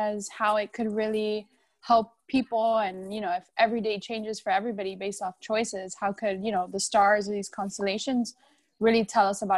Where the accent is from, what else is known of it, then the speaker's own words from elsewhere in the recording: Miami, Florida, United States; I am from Miami